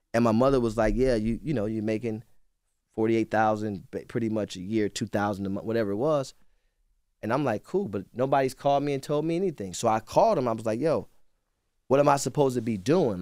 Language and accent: English; Cleveland, Ohio, United States; I'm from Cleveland